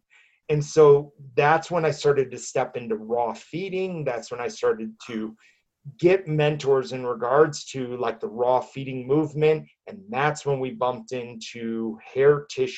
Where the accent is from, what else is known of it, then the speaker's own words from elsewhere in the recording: Midwest, United States; moved away as an adult; now in Denver, United States; I grew up in the Midwest, in the middle of the country